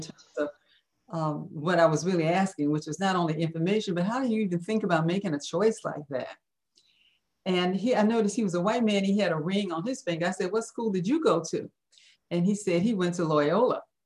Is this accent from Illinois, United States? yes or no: yes; Chicago, Illinois, United States; living on the west side of Chicago.